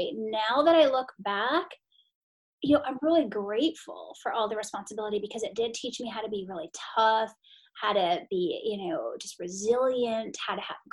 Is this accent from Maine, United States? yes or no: yes; Maine, United States; I grew up in Maine